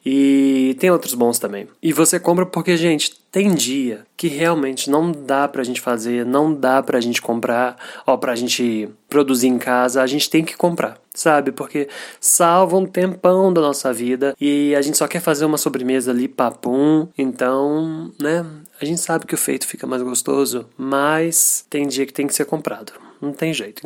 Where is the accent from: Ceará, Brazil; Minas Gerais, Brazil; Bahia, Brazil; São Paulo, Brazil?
Minas Gerais, Brazil; Eu sou de Minas